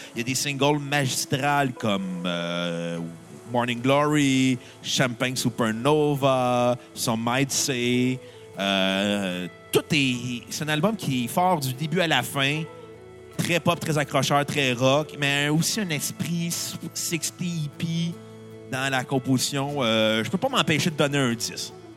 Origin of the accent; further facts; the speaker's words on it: Canada; Je suis Canadien, je ne suis pas Américain.